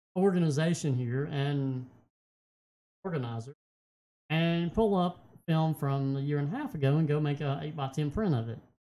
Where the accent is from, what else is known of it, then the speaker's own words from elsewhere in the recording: United States; I love my country. I am an American